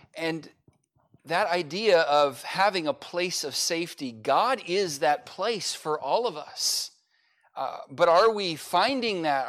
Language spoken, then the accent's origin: English; United States; I'm an American